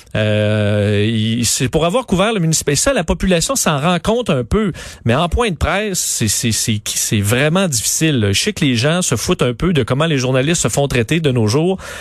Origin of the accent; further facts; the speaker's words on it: Quebec City, Quebec, Canada; je viens de Sainte-Foy, je la détestais quand il était, j'étais enfant